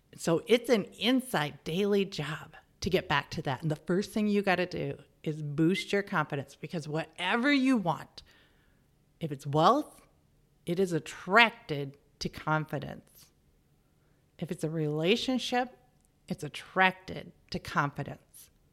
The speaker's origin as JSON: {"language": "English", "area": "middle of America", "region": "Midwest", "country": "United States", "also_born_or_lived": "Germany / England", "moved": "as an adult", "said": "what I was like as an American. And not only that, as the middle of America American"}